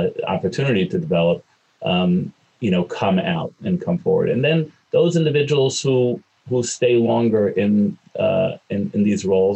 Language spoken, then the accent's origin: English; East Coast, United States; also born or lived in Chicago / Cincinnati; now in New York City, United States; I'm an East Coast kid